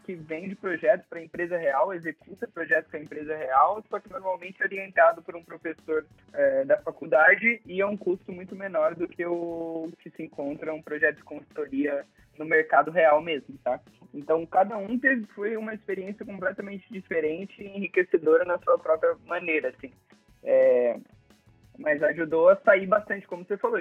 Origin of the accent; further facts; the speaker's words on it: Presidente Prudente, São Paulo, Brazil; now in Florianópolis, Brazil; eu sou nascido no interior de São Paulo, lá em Presidente Prudente